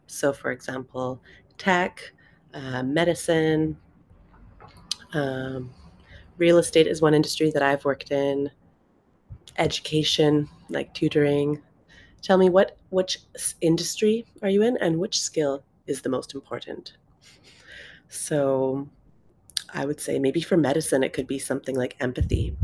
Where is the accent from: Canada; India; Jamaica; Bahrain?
Canada; moved away as an adult; also born or lived in London, United Kingdom; I'm originally from Canada